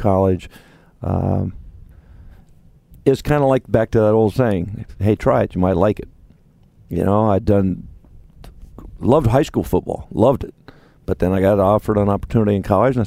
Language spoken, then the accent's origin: English; Ohio, United States; growing up in Ohio